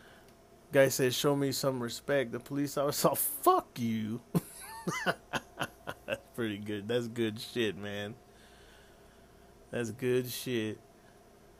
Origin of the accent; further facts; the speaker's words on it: Arizona, United States; I was born in Arizona